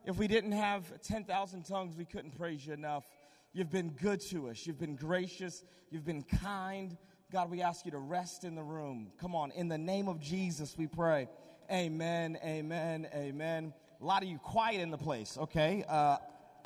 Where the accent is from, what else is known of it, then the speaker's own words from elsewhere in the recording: Boston, Massachusetts, United States; moved away as an adult; now in North Carolina, United States; I'm originally from Boston, Massachusetts, so I'm from up north.